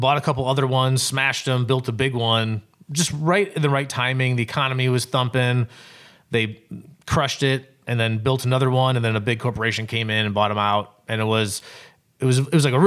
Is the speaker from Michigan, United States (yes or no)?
yes; Cedar, Michigan, United States; I grew up actually in Cedar, Michigan, which is outside